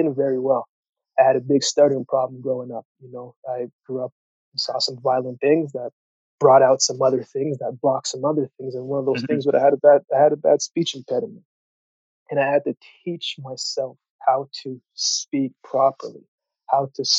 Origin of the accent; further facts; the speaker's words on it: Canada; also born or lived in Jamaica / Yellowknife, Northwest Territories / Calgary, Alberta; originally I was born in Jamaica, you know, and I moved to Canada when I was 7 years old for a better life. And we went to Yellowknife first, and then we came to Calgary.